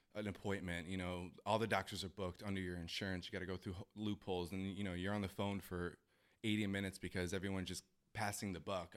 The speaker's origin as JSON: {"language": "English", "town": "Chicago", "region": "Illinois", "country": "United States", "tie": "born or raised there", "moved": "as an adult", "said": "I am born and raised in Chicago"}